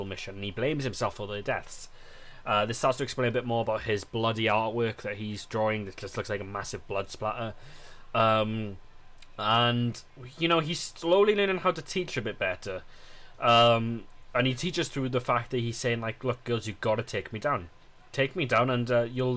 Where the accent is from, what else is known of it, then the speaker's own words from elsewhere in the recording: United Kingdom; us as British people